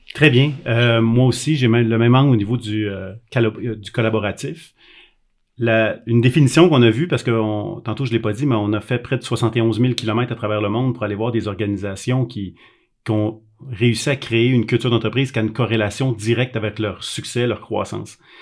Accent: Quebec, Canada; Moi, je suis un Québécois

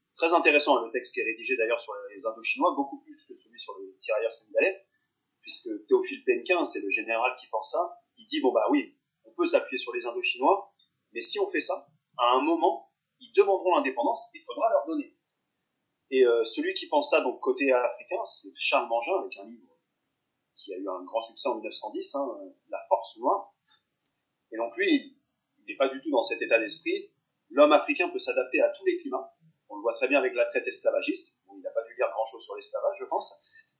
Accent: the South, southern France, France; je suis du Sud

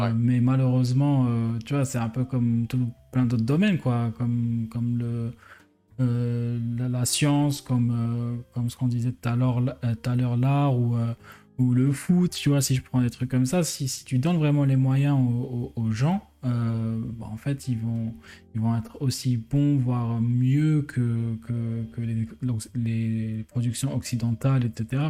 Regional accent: Algeria; moved away as an adult; now in France; faire ces études-là en Algérie, bah, j'aurais pu rester et développer l'économie du pays, de, mon pays natal

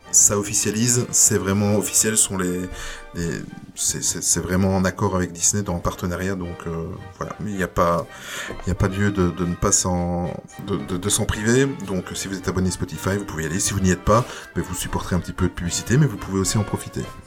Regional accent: Belgium; chez nous en Belgique

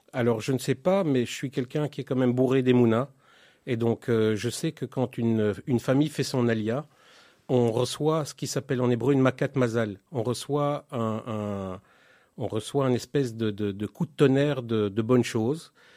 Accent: Belgium; moved away as an adult; now in Israel; je suis né en Belgique en 1972

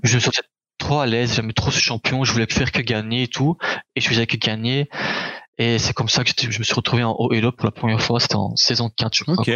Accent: Charleroi, Wallonia, Belgium; also born or lived in Anderlecht, Belgium; né à Anderlecht en Belgique. quand j'étais petit, je me rappelle, je suis resté là-bas jusqu'à mes sept ans je crois. Je me rappelle pas trop mhm. de là-bas. Et après on a dû déménager en Charleroi, en Belgique

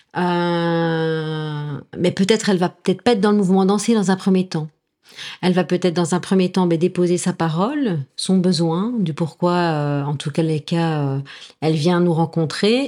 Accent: La Louvière, Wallonia, Belgium; also born or lived in Mons, Belgium; now in Nîmes, France; je viens de Belgique. J'ai envie de dire, je suis née à la Louvière, mais j'ai mon petit cœur qui est montois

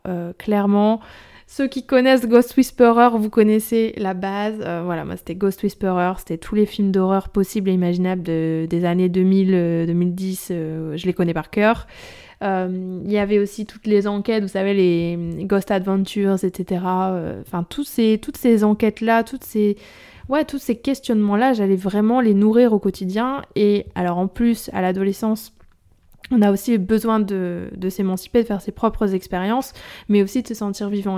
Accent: Nord, Hauts-de-France, France; je suis, je suis du Nord

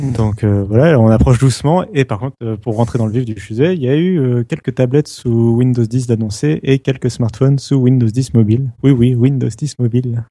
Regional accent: France; chez nous en France

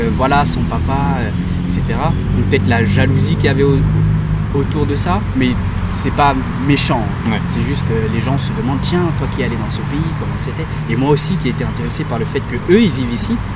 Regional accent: Benin; now in Paris region, France; je suis originaire du Bénin et j'habite euh, en région parisienne.

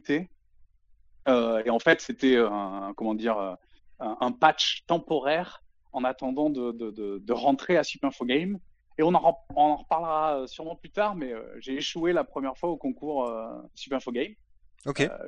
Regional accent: Avignon, Provence-Alpes-Côte d'Azur, France; Je suis originaire du sud-est de la France, plus particulièrement Avignon. L'accent, il s'entend pas trop, mais c'est parce que j'ai pas mal bougé et je l'ai jamais vraiment eu en fait.

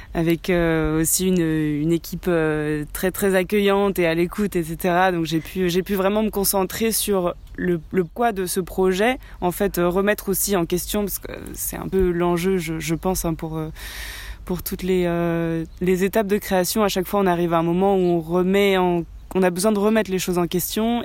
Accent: France; franco-argentine. Oui, je suis née en France, mais j'ai euh, toute ma famille en Argentine

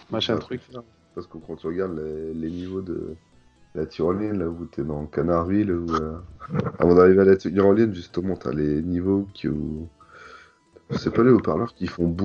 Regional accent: France; On est français, nous, monsieur.

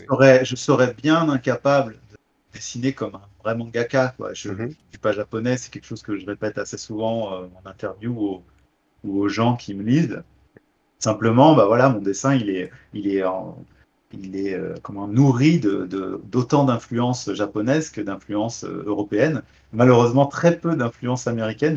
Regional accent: Beaujolais, near Lyon, Auvergne-Rhône-Alpes, France; je suis un, petit campagnard, hein. je viens euh, du Beaujolais euh, à côté de Lyon, euh, les champs, les vignes

